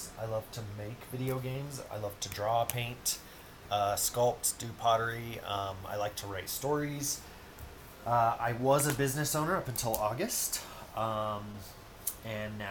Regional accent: United States; accent: American; As you can probably tell from my accent, I am American

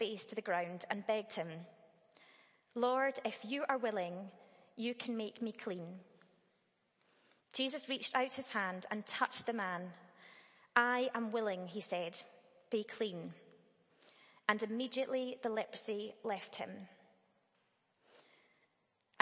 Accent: Dunblane, Scotland, United Kingdom; I grew up in Dunblane, a fairly small town

